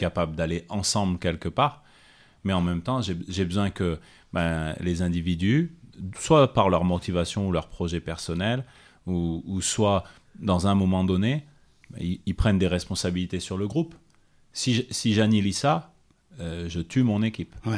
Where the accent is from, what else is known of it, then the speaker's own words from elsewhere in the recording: Clermont-Ferrand, Auvergne-Rhône-Alpes, France; rester chez moi à Clermont